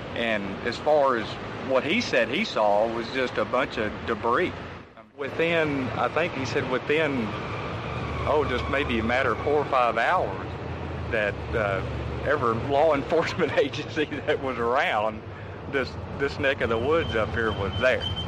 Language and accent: English; Aurora, Texas, United States; I grew up in in Wise County over there by Aurora